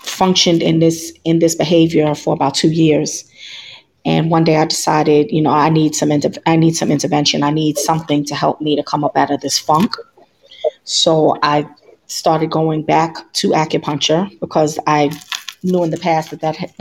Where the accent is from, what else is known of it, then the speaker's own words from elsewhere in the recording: New York City, New York, United States; moved away as an adult; now in Maryland, United States; I'm originally from New York City, born and raised